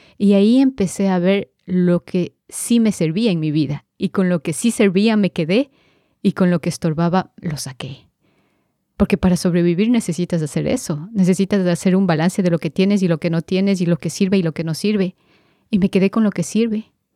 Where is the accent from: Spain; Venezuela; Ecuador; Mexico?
Ecuador; Quito, Pichincha; vengo desde Quito, Ecuador.